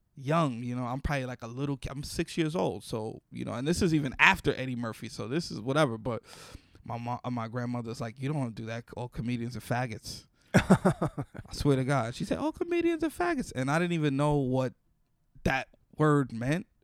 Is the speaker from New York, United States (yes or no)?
yes; New York City, New York, United States; Growing up in the Bronx